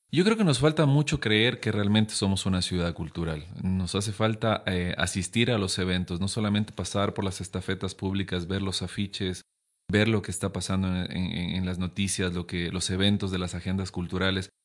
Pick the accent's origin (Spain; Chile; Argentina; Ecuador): Ecuador; Loja; moved away as an adult; Yo me fui hace siete años de Loja